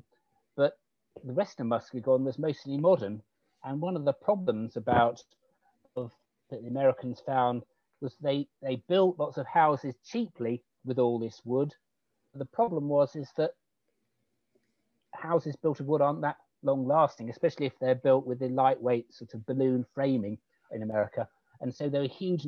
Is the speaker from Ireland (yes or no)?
no; United Kingdom